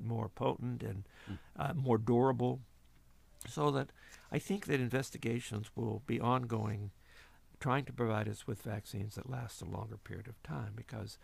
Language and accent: English; Ellwood City, Pennsylvania, United States; I was raised in Elwood City, Pennsylvania, a steel mill town north of Pittsburgh